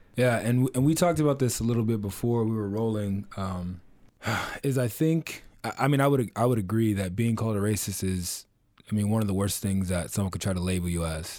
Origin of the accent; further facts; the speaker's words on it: Oceanside, California, United States; I grew up, I'm from North County, San Diego, I'm from Oceanside